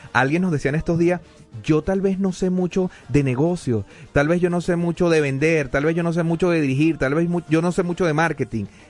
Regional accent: Venezuela; now in Denver, United States; decimos en Venezuela

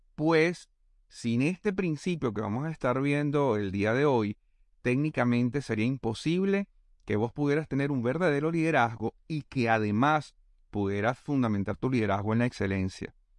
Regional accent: Venezuela; moved away as an adult; also born or lived in Panama; now in Argentina; en mi país, en Venezuela.

